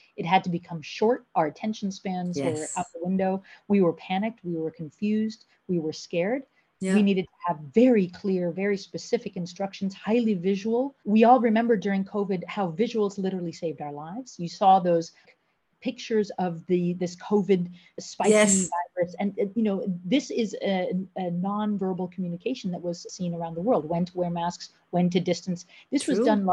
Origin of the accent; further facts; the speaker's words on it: United States; moved away as an adult; now in The Hague, Netherlands; I'm originally from the United States and I've been living in Europe about half my life. I came over here in my early 20s